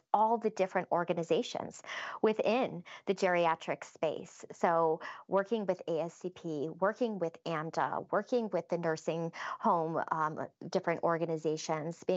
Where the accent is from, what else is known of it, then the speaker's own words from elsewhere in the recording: Western New York, United States; I'm from Western New York